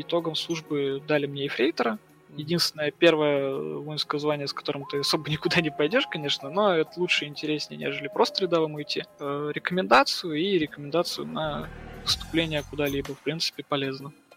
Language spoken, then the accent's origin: Russian; Nizhny Novgorod, Nizhny Novgorod Oblast, Russia; moved away as an adult; also born or lived in Saint Petersburg; я вообще выдернулся из своей зоны комфорта Нижнего Новгорода